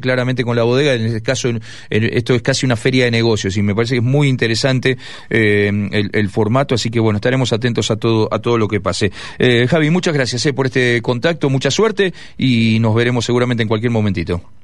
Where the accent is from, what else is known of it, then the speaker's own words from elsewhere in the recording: Mendoza, Argentina; como mendocino